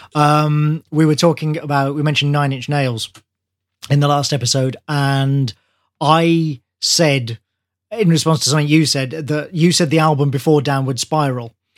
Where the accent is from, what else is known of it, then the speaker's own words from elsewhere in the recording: Birmingham, West Midlands, United Kingdom; Birmingham, my hometown